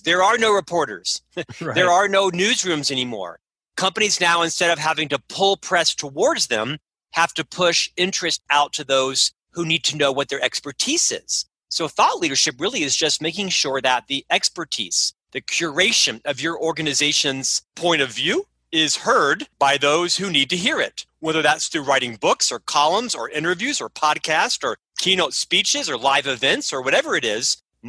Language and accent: English; Winter Park, Florida, United States; moved away as an adult; now in Provo, United States; I'm actually from Orlando, born and raised in Winter Park, a suburb of Orlando. Spent my first 26 years there.